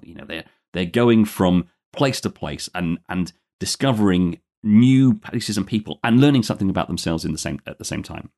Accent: London, United Kingdom; born and, born and raised in London, but I'm just recording from outside there today, about a hundred miles west of there in the, uh, historic Roman spa town of Bath.

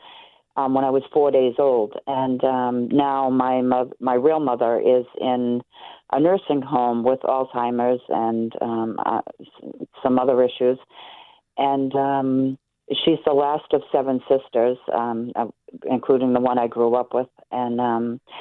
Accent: Boston, Massachusetts, United States; now in Weymouth, United States; I was born in Boston, Mass. at Beth Israel Hospital

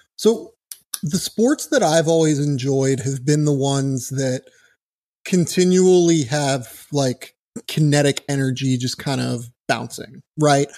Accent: Pittsburgh, Pennsylvania, United States; moved away; I'm from Pittsburgh originally

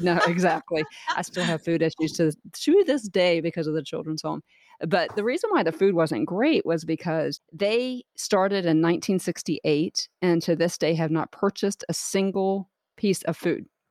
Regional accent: Jacksonville, Florida, United States; also born or lived in Clearwater / Tampa Bay area; born and raised in Jacksonville, Florida

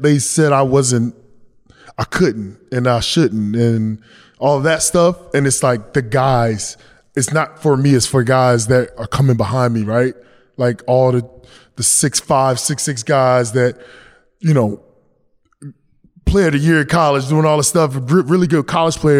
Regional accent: North Carolina, United States; I'm from North Carolina

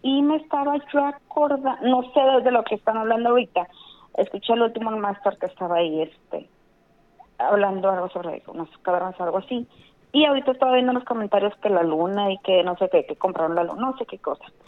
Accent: Guadalupe, Nuevo León, Mexico; De Guadalupe

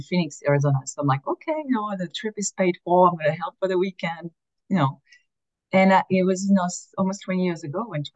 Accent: France; moved away as an adult; now in Philadelphia, United States; I was born and raised in France. I've been here in the US for 20 years

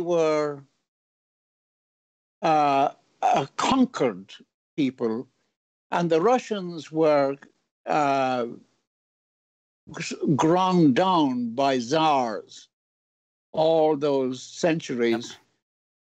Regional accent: Ireland; now in United States; I'm not proud of being Irish

